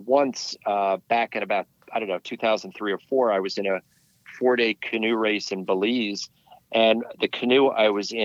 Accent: White Mountains, New Hampshire, United States; now in Connecticut, United States; I grew up ice climbing in the White Mountains

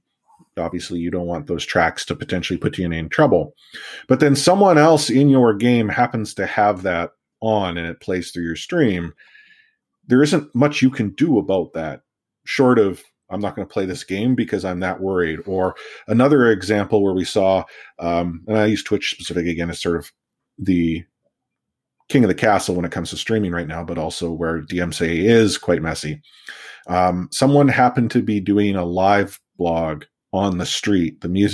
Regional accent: Canada; also born or lived in Vancouver; I'm Canadian

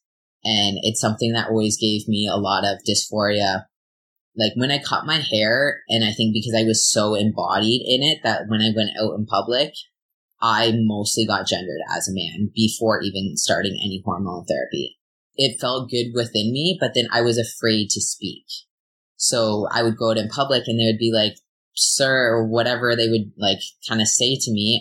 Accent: Ontario, Canada; now in British Columbia, Canada; I'm from Ontario

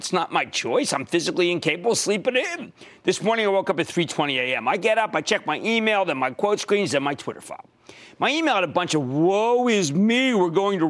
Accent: Pennsylvania, United States; I grew up near the Willow Grove Naval Air Station outside of Philadelphia

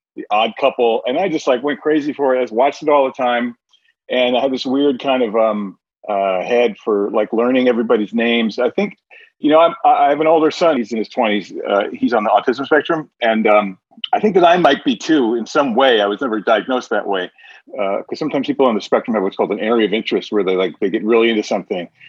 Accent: New Jersey, United States; my neighborhood growing up in New Jersey

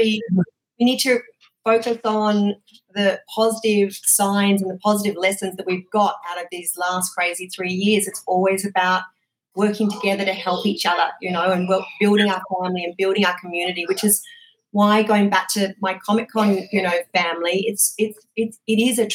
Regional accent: Australia; moved away as an adult; now in United States; I'm obviously originally from Australia

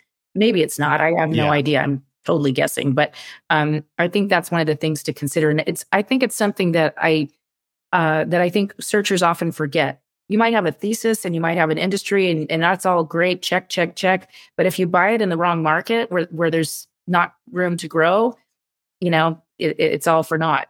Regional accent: California, United States; I'm a Californian.

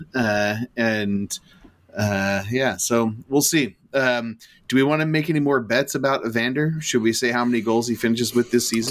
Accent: United States; I'm American

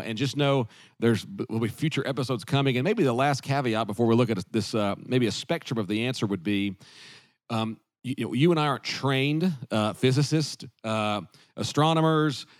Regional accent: the South, United States; growing up in the South

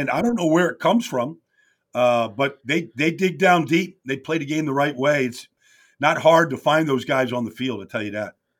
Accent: Pittsburgh, Pennsylvania, United States; I'm from Pittsburgh. My mom and dad are from Pittsburgh.

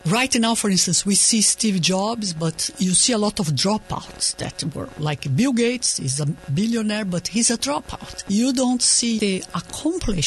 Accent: Brazil; moved away as an adult; I was born in Brazil and I grew up in a family of immigrants, so it's like a double immigrant

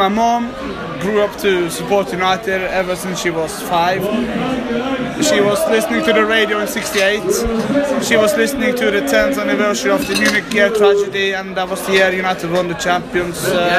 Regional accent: Norway; I'm from a little beautiful place called Fusnavåg.

